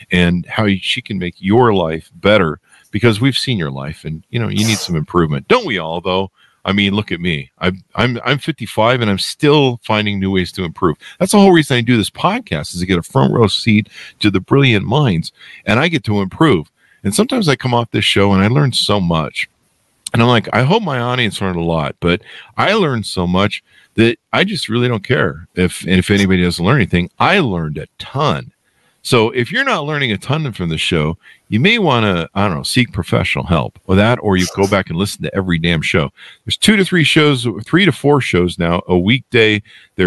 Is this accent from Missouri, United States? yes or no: no; Burbank, California, United States; also born or lived in North Hollywood; I was born in Burbank and lived in North Hollywood